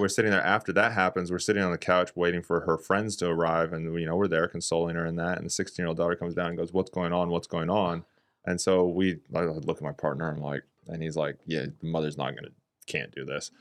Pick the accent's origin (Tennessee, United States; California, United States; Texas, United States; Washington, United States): California, United States; Redding; moved away; also born or lived in New Zealand; I'm from Redding, California